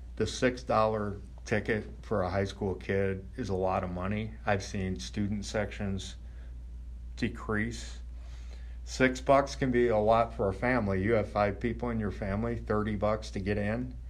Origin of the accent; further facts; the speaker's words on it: Crown Point, Indiana, United States; I grew up in Crown Point